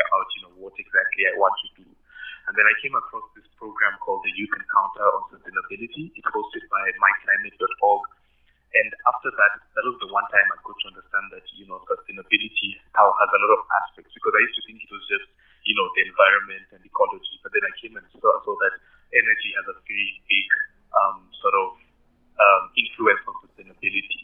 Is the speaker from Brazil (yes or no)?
no; Kenya; moved away as an adult; now in Pretoria, South Africa; from Kenya